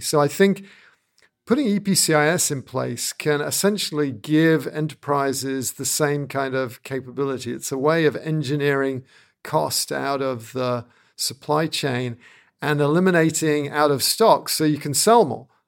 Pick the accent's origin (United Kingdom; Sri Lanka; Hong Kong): United Kingdom; being a Brit